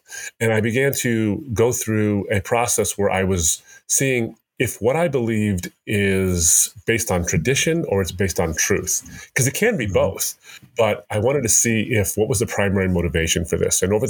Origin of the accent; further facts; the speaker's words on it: United States; I'm born and raised in America